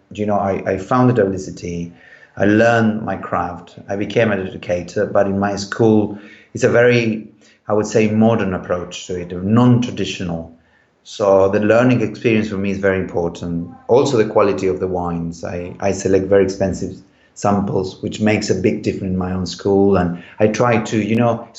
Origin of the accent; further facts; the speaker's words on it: Chile; moved away; when I grew up in Chile, so I'm from a wine country